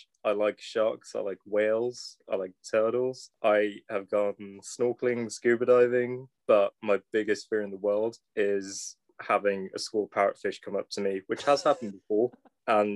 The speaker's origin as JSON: {"language": "English", "region": "London", "country": "United Kingdom", "also_born_or_lived": "Sri Lanka", "said": "I am from London, but I was born in Sri Lanka."}